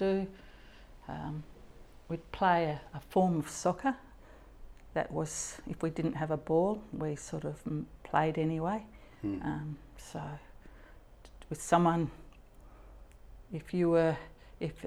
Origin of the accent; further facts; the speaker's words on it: Papua New Guinea; now in Western Australia, Australia; I was born and raised in Papua New Guinea. I grew up there